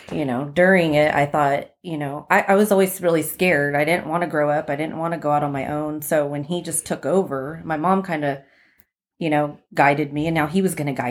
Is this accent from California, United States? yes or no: yes; Covina, California, United States; also born or lived in Las Vegas; I was born in Las Vegas, but I was raised out here, in the Baldwin Park, Covina area.